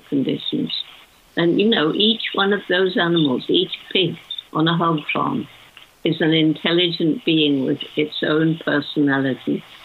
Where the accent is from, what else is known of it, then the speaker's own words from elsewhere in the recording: United Kingdom; when I was a child growing up in World War II